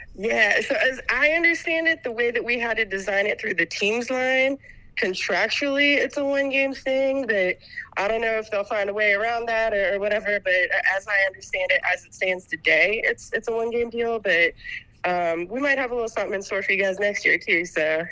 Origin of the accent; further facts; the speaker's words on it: West Virginia, United States; I grew up in West Virginia